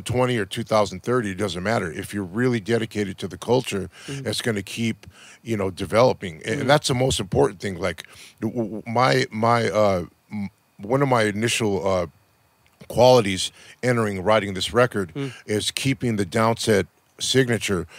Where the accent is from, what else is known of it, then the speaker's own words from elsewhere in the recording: Los Angeles, California, United States; I'm not from New York, I'm from Los Angeles